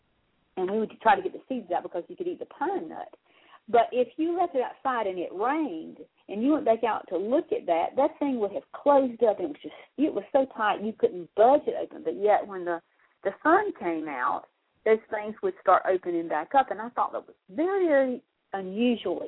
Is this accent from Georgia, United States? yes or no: yes; South Georgia, United States; growing up in South Georgia